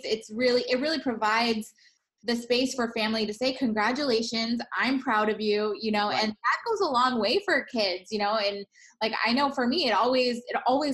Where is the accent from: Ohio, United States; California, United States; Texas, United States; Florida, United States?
California, United States; San Pedro; born and raised in San Pedro like me